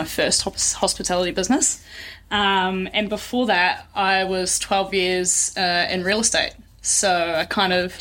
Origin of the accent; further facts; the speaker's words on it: Taranaki, New Zealand; also born or lived in Brisbane, Australia; now in Tauranga, New Zealand; So I'm originally from Taranaki, moved to Brisbane